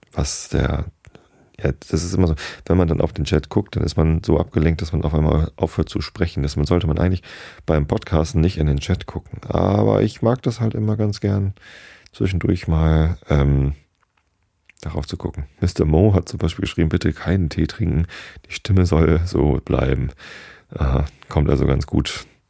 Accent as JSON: {"language": "German", "town": "Wistedt", "region": "Lower Saxony", "country": "Germany", "tie": "born or raised there", "said": "in Hamburg oder beziehungsweise in Wistedt, wo ich aufgewachsen bin"}